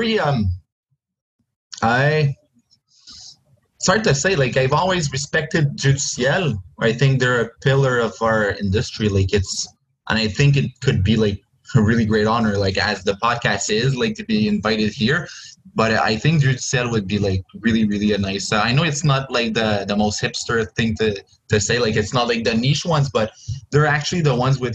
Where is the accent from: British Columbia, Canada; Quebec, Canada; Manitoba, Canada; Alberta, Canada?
Quebec, Canada; Joliette; I'm from Joliette